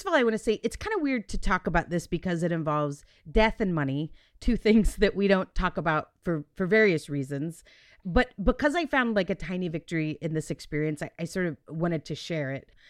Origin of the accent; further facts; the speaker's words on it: Texas, United States; we're Texan